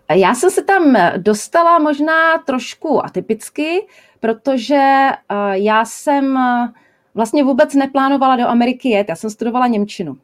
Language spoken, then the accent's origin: Czech; Czechia; moved away as an adult; u nás